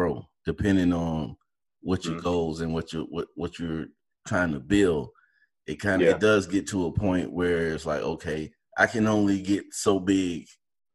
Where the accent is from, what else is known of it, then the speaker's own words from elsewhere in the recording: Valdosta, Georgia, United States; moved away; growing up in Valdosta